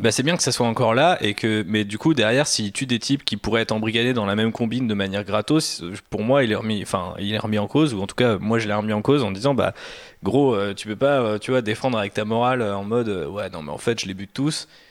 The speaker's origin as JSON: {"language": "French", "country": "France", "said": "en tant que Français"}